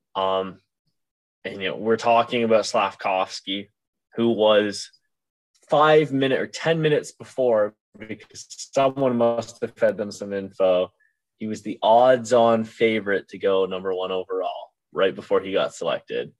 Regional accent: Cobourg, Ontario, Canada; I have gone and lived in the same town as Owen Beck since uh, I was what two years old.

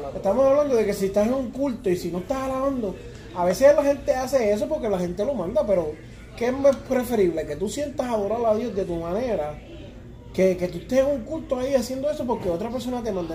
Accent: Puerto Rico; now in United States; yo somos puertorriqueños

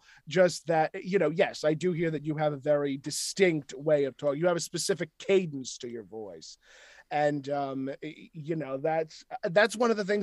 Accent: New York, United States; accent: Brooklyn; moved away

